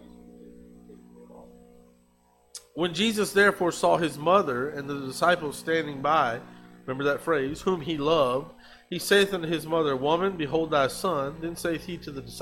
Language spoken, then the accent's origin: English; United States; moved away as an adult; I grew up in America